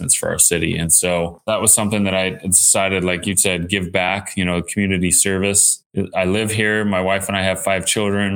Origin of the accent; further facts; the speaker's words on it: Southern California, United States; So I grew up here in Southern California